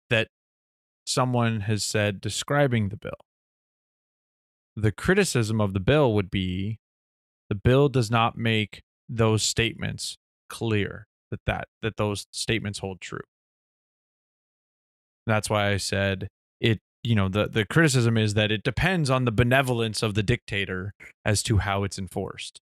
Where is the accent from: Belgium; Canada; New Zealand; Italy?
Canada